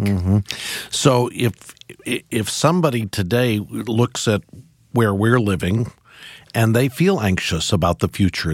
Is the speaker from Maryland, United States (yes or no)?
no; Missouri, United States; I grew up in Missouri as well